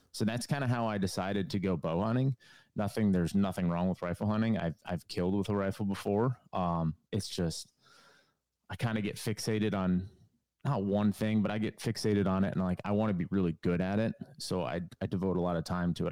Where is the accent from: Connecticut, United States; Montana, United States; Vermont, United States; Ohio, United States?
Connecticut, United States; moved away as an adult; now in North Carolina, United States; I'm from New England, from Connecticut. Um, lived there for the majority or the beginning part of my life